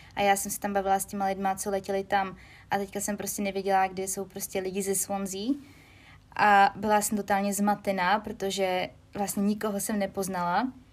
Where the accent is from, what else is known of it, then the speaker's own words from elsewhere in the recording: Czechia; moved away as an adult; now in United Kingdom; já jsem z České republiky